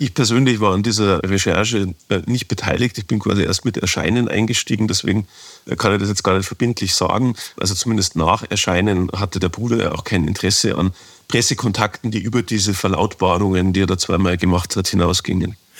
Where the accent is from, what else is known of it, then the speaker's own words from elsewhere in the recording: Ingolstadt, Bavaria, Germany; moved away as an adult; also born or lived in Stuttgart; now in Munich, Germany; meiner Heimatstadt Ingolstadt